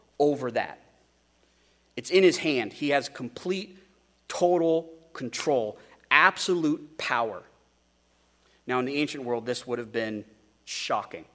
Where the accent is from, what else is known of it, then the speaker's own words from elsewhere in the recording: United States; We as Americans